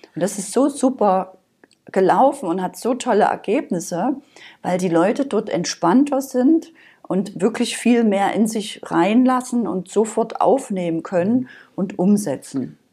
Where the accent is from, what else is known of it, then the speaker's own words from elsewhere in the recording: Saxony, Germany; moved away; also born or lived in Berlin; Also ich bin ursprünglich aus Sachsen, das hört man vielleicht noch so ein bisschen.